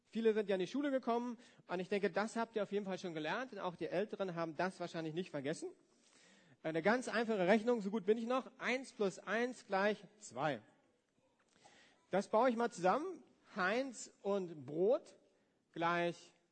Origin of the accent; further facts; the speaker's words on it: Germany; Ich komme ja aus dem Westen, von daher äh, haben wir auch geschickt